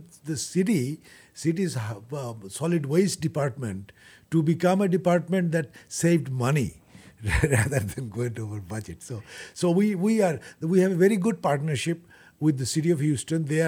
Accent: Bangladesh; also born or lived in Nairobi, Kenya; now in United States; I'm originally from Bangladesh, so I was working in Nairobi in Kenya, and then from there I came to United States

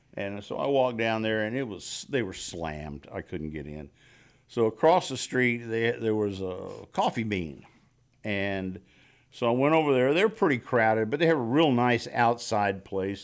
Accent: Texas, United States; moved away as an adult; now in Los Angeles, United States; I'm from Texas

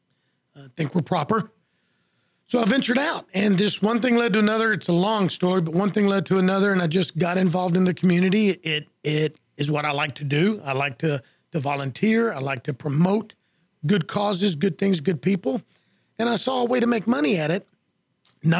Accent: Houston, Texas, United States; also born or lived in Florida; now in Conroe, United States; Born and raised in Houston.

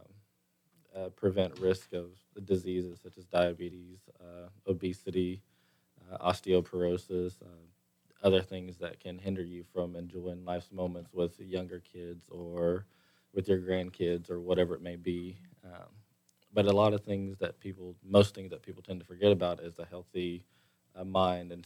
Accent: Oklahoma, United States; moved away; I'm from Oklahoma

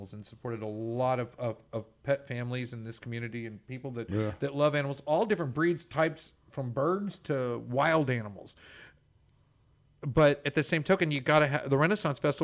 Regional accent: Texas, United States; as a Texan

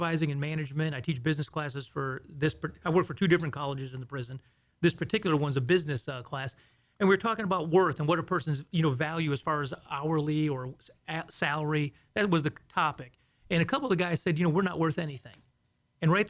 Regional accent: Houston, Texas, United States; also born or lived in south of Chicago, Illinois; originally I was born in just south of Chicago, and then we moved to Houston in the 70s.

